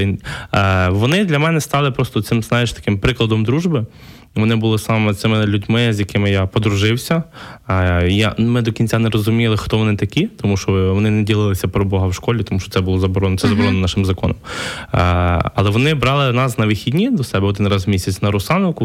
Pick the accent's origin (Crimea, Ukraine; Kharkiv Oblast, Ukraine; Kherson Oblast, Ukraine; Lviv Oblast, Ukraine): Lviv Oblast, Ukraine; moved away as an adult; also born or lived in Kyiv, Ukraine; Я, я сам з Львівщини е, переїхав в Київ навчатися в 2009 році. Е, такий з маленького села, затурканий хлопчик